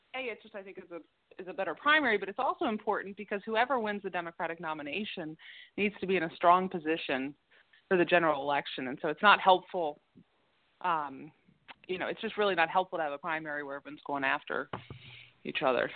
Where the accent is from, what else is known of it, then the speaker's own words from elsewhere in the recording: Baltimore, Maryland, United States; born and bred in Baltimore City, and I did go away to college and law school, but then came back to Baltimore right after law school